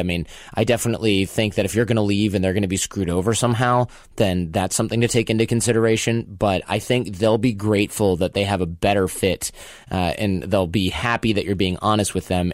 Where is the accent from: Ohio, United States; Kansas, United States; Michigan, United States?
Michigan, United States; moved away; I'm from Michigan myself